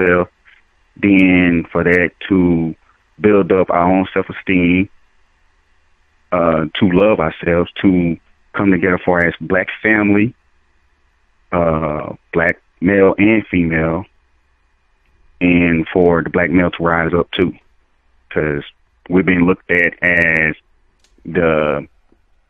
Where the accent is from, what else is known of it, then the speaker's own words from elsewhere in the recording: the South, United States; also born or lived in Dallas; I'm originally from the South